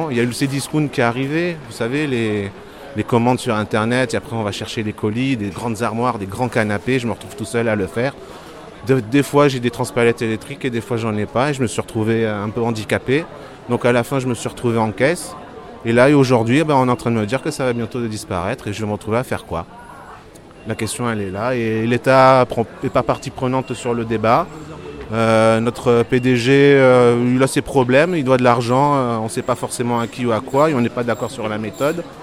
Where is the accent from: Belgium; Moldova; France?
France; Marseille, Provence-Alpes-Côte d'Azur; font que je viens de Marseille pour euh, manifester ici.